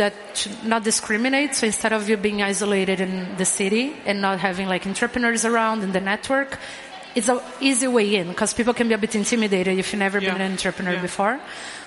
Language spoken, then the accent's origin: English; Brazil; now in Malmö, Sweden; I'm from Brazil, and I was the first person hired at Ming who didn't speak Swedish.